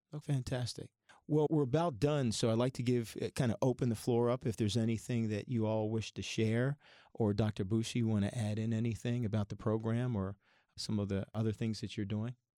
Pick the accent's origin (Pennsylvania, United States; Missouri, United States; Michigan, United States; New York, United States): Pennsylvania, United States; Philadelphia area; now in Ohio, United States; I grew up in the Philadelphia area, and I'm, when I moved to Ohio